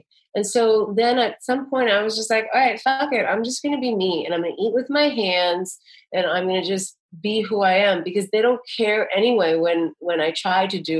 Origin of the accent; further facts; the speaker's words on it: New York City, New York, United States; You know, I'm a New Yorker. I'm used to everyone bumping against each other.